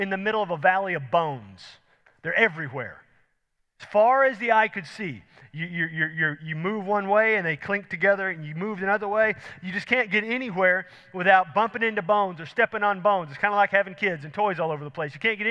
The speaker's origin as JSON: {"language": "English", "town": "Houston", "region": "Texas", "country": "United States", "tie": "born or raised there", "said": "I grew up in Houston, sea level"}